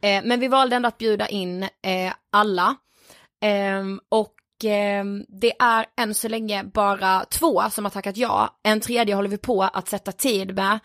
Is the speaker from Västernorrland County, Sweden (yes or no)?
no; Blekinge, Sweden; vi är från Blekinge